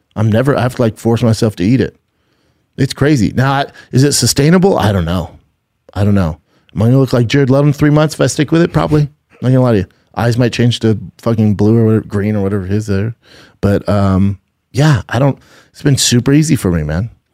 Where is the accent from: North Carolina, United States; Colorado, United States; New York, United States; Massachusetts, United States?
Colorado, United States; Denver; now in Los Angeles, United States; I'm from Denver